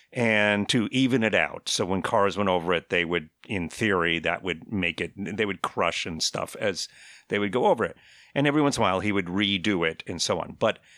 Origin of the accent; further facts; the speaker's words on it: Connecticut, United States; I grew up on in Northeast United States in the Connecticut shore of Long Island Sound, and I lived probably about an eighth of a mile from the actual beach of Long Island Sound